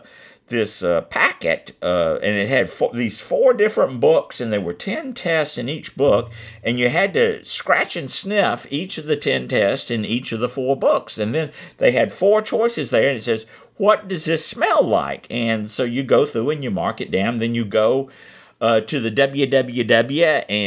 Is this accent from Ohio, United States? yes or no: no; Atlanta, Georgia, United States; moved away; also born or lived in South Carolina / Ormond Beach, Florida; I was born in Hatlanta and lived several different locations throughout the Hatlanta area